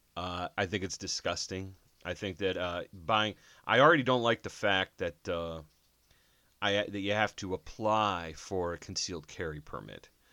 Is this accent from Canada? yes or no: no; Jersey City, New Jersey, United States; I was born in Jersey City